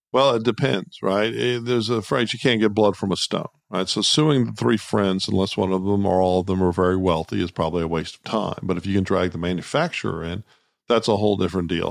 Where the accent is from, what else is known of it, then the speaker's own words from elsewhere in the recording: Austin, Texas, United States; now in Houston, United States; I grew up in Austin